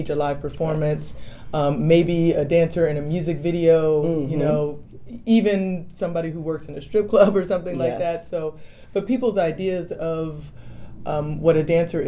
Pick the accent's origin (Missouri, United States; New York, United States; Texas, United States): Texas, United States; Dallas; moved away as an adult; also born or lived in New Orleans / Colorado; now in Austin, United States; I grew up in Dallas, and my mom still lives in Dallas